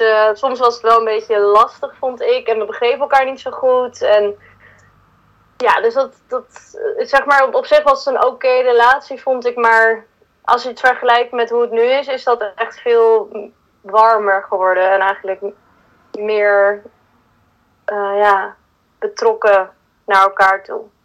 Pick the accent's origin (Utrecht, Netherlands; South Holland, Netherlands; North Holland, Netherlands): North Holland, Netherlands; Huizen; Ik ben dus in Huizen opgegroeid